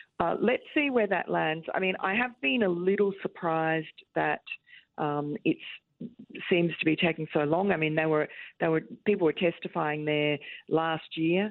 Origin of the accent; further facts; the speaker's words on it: Queens, New York, United States; born there; accent: Queens; I was born in Jamaica, Queens.